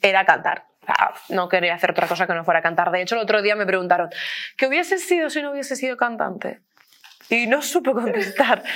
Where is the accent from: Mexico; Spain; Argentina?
Spain; Beniarrés, Valencian Community; now in Madrid, Spain; soy de un pueblo que se llama Beniarres, tenemos la banda del pueblo